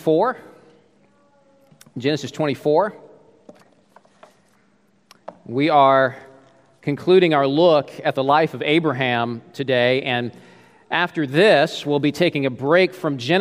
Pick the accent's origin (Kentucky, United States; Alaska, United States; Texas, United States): Alaska, United States; moved away as an adult; also born or lived in Alberta; I was from Alaska